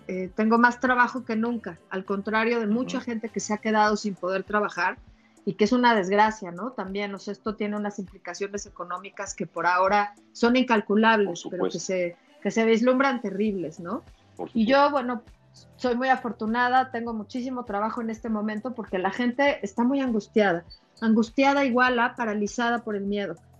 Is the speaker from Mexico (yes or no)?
yes; Mexico; por ser mexicana